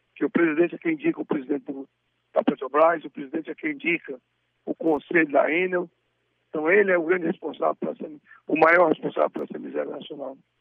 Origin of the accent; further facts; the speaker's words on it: Crateús, Ceará, Brazil; como Crateus, também minha terra